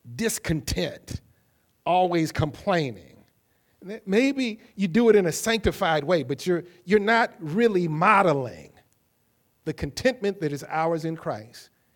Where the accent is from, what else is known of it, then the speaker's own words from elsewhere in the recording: Kankakee, Illinois, United States; also born or lived in Champaign, Illinois; I was traveling from Champaign, Illinois to Kankakee, Illinois, and I had packed up all that I owned in a little U-Haul trailer behind this little car that my father had bought me